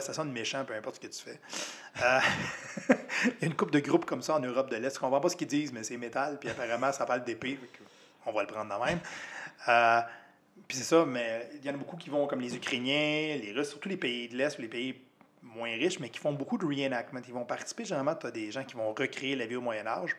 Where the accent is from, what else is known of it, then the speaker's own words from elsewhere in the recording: Quebec, Canada; je suis arrivé en tant que Québécois